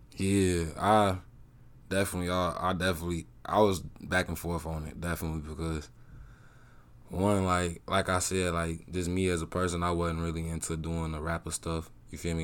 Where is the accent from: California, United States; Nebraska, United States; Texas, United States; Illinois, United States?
Illinois, United States; Chicago; also born or lived in Georgia / Des Moines, Iowa; now in Iowa, United States; I'm Southside born and raised, that's all I know